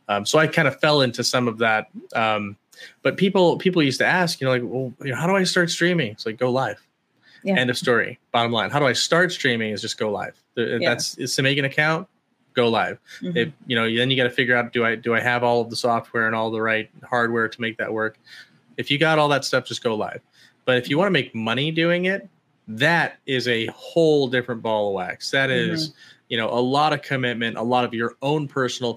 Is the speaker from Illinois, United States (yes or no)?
yes; Chicago, Illinois, United States; also born or lived in Georgia / Hawaii; now in Idaho, United States; I'm from Chicago originally. So I was born in Georgia, but I was raised in Chicago